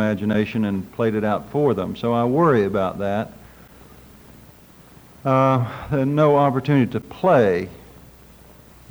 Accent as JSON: {"language": "English", "town": "Drumright", "region": "Oklahoma", "country": "United States", "said": "from Drumrite, Oklahoma, and I'm a doctor of divinity."}